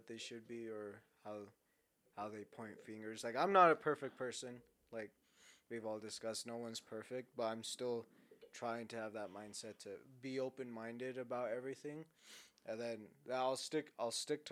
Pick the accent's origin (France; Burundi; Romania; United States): United States; San Antonio, Texas; I grew up in San Antonio